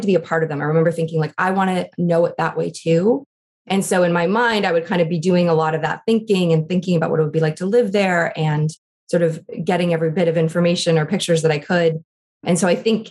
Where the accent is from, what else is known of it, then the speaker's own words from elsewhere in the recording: Canada; moved away as an adult; also born or lived in Mumbai, India; now in United States; I'm Canadian